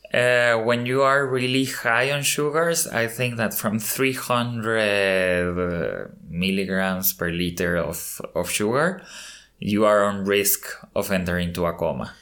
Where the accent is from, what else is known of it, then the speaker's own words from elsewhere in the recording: Mexico City, Mexico; moved away; I was born in Mexico City and I have lived in different countries uh, across many years